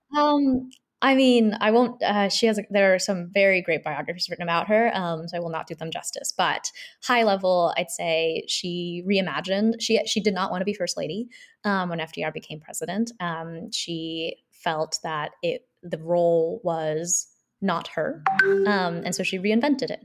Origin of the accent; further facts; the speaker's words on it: Seoul, South Korea; now in United States; so I'm a South Korean immigrant. I grew up in Seoul my whole family's from Seoul